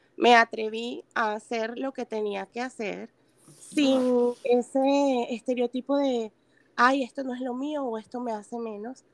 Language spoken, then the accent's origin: Spanish; Venezuela; moved away; soy venezolana